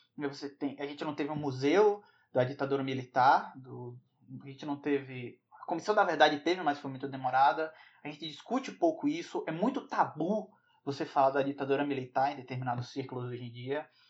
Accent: Bahia, Brazil; aqui, na Bahia, de onde eu venho

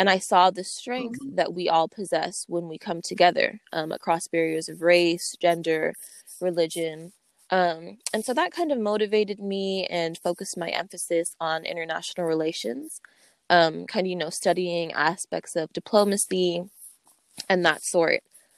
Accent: Sacramento, California, United States; also born or lived in Oakland, California; I come from a very diverse background. I was born in the Bay Area, East Oakland, raised in Sacramento. I have roots all over the world. I'm half Black, both African-American and Afro-Latino, as well as Pakistani and Mexican.

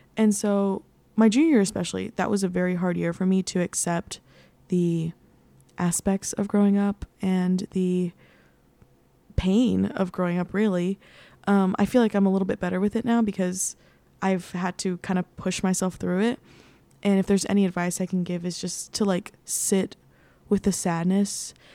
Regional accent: San Antonio, Texas, United States; moved away as an adult; also born or lived in Nashville; now in New York City, United States; I grew up in San Antonio. I've lived there my entire life

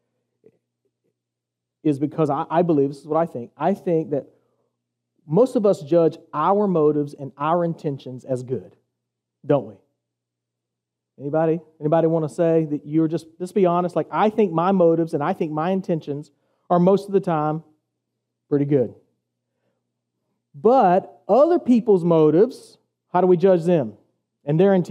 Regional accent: the South, United States; now in Savannah, United States; I'm from the South

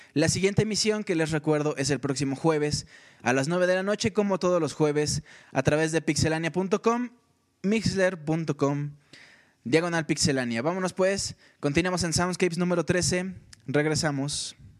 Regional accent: Mexico; nosotros somos de México

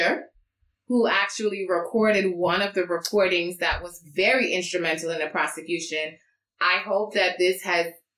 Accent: Trinidad & Tobago; I'm Trinidadian. It's the best country. We the best people. Born in Trini.

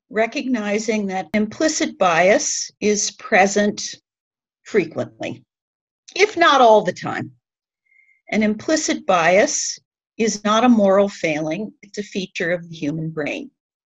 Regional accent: Kirkwood, Missouri, United States; I'm a recovering Midwesterner. I moved here from Kirkwood, Missouri.

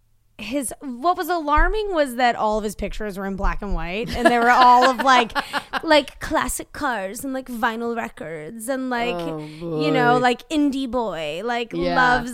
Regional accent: East Coast, United States; I didn't know existed because I grew up on the East Coast.

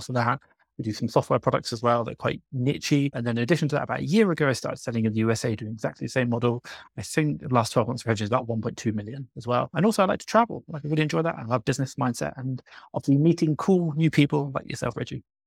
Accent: England, United Kingdom; moved away as an adult; now in Mexico City, Mexico; I'm from England. Right now, I'm living in Mexico City

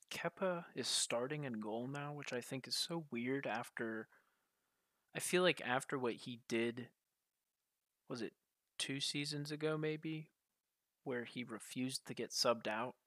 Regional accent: United States; being an American

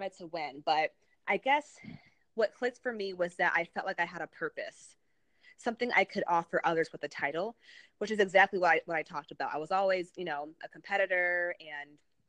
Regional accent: New England, Massachusetts, United States; moved away as an adult; now in DMV (Washington, D.C. area), United States; I was had moved to the DMV from Massachusetts. I'm from New England originally

